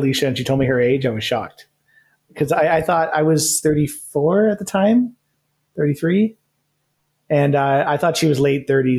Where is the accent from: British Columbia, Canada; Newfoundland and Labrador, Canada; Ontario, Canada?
Ontario, Canada; Grimsby; moved away as an adult; now in Toronto, Canada; I grew up in Grimsby, which is like near Hamilton.